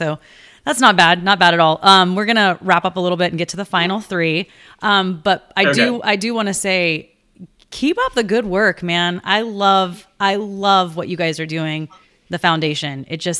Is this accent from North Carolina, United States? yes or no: no; South Carolina, United States; now in Oregon, United States; I grew up in South Carolina, so we were big fans of Myrtle Beach and Hilton Head and all that. And now I live in Oregon